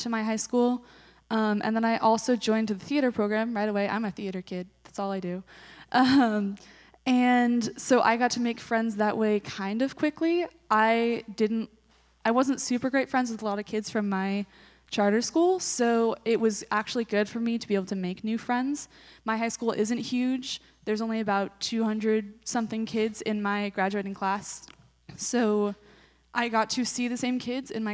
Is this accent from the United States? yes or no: yes; Diamond Springs, California, United States; I am from Diamond Springs, California, which is a tiny town near Placerville